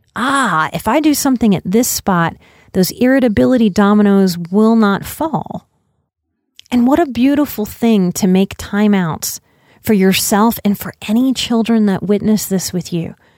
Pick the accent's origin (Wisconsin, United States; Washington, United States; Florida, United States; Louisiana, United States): Louisiana, United States; I'm from Louisiana